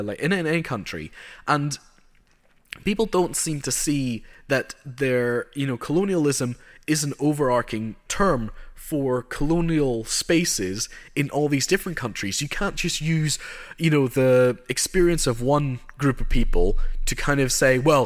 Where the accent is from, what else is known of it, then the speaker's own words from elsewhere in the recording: Northern Ireland, United Kingdom; I grew up in Northern Ireland